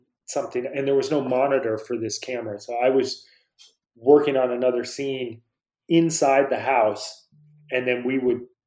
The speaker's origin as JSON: {"language": "English", "region": "Vermont", "country": "United States", "tie": "born or raised there", "said": "When I grew up in Vermont"}